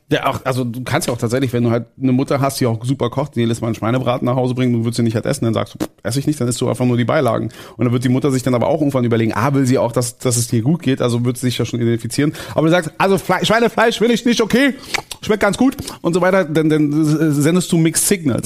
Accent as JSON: {"language": "German", "region": "Berlin", "country": "Germany", "said": "als Berliner"}